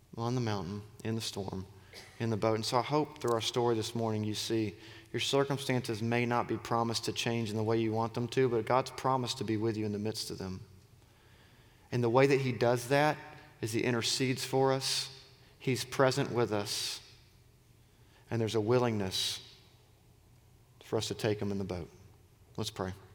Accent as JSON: {"language": "English", "town": "Auburn", "region": "Alabama", "country": "United States", "tie": "born or raised there", "said": "I grew up in Auburn. I'm a Southerner"}